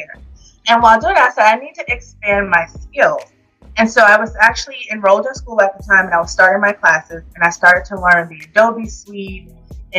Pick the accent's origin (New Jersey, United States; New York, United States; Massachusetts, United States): New Jersey, United States; Jersey City; moved away as an adult; also born or lived in California; now in Raleigh, United States; I actually was born in Cali. Grew up in Jersey, Jersey City, Jersey.